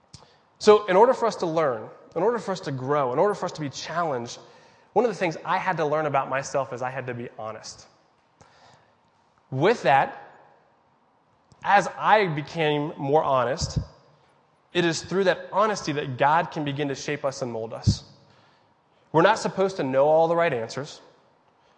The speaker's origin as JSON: {"language": "English", "country": "United States", "said": "I'm a Christian and because I'm an American"}